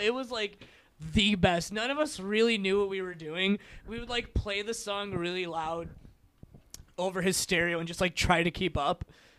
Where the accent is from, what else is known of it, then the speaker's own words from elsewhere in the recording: Crestwood, Illinois, United States; I grew up in Crestwood.